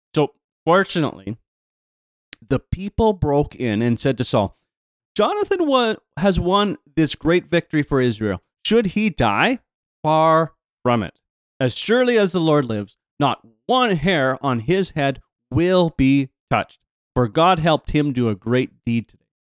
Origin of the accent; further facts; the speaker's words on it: Canada; accent: Canadian; my Canadian accent